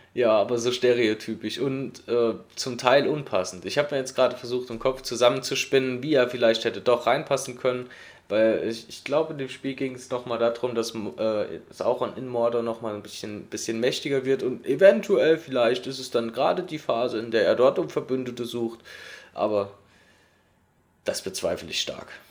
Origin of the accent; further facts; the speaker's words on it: Saarland, Germany; bei uns im Saarland